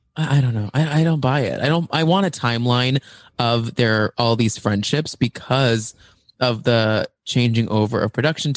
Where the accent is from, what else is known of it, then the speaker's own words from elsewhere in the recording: Flower Mound, Texas, United States; I grew up in Flower Mound, which is like a suburb just north of Dallas